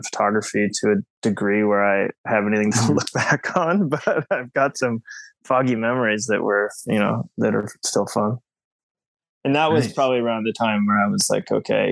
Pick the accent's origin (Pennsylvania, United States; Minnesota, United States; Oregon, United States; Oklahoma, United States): Oregon, United States; Portland; moved away as an adult; also born or lived in Seattle, Washington; now in New York, United States; born and raised in Portland, Oregon. And then my family moved up to Seattle, Washington, and I went to high school there.